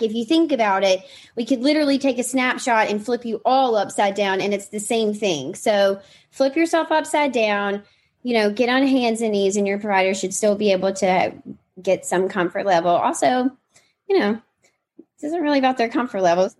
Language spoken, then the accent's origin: English; Mississippi, United States; I grew up in Mississippi, so I grew up on a farm